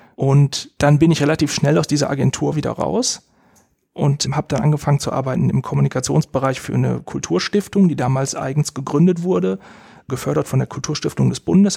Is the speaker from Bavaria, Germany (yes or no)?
no; Essen, North Rhine-Westphalia, Germany; ich bin in Essen aufgewachsen, habe in Essen Abitur gemacht